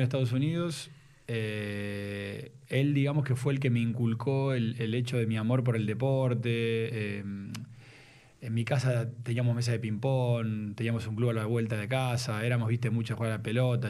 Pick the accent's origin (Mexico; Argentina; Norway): Argentina; Ramos Mejía, Buenos Aires Province; also born or lived in Villa Luzuriaga; Nací en Capital físicamente y, seguramente en mi partida de nacimiento se nació en Buenos Aires un 9 de septiembre de 1980 a las 20.50